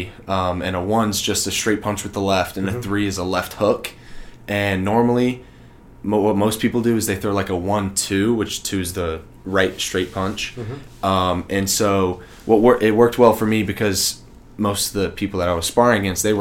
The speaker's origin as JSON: {"language": "English", "region": "Texas", "country": "United States", "said": "I'm from Texas"}